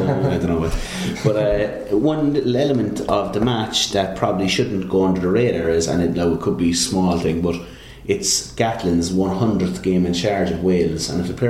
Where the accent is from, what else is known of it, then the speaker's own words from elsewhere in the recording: Ireland; would concern me as an Irishman.